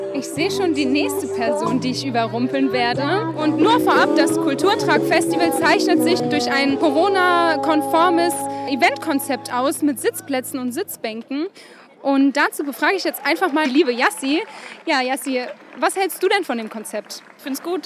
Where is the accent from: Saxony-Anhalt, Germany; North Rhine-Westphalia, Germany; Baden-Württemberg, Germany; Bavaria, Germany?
Saxony-Anhalt, Germany; now in Mannheim, Germany; Ursprünglich komme ich eigentlich aus Sachsen-Anhalt